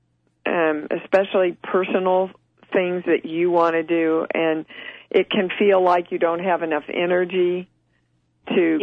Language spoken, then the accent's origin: English; Kansas, United States; moved away; from Kansas